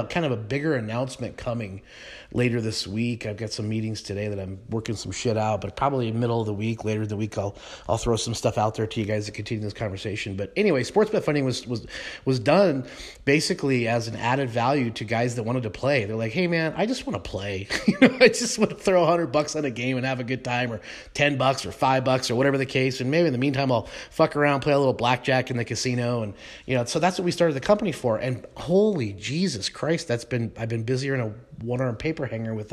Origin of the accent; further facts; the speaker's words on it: Colorado, United States; I was a kid growing up in Colorado